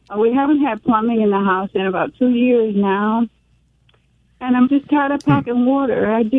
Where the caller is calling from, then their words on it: Mississippi, United States; Over here in Mississippi.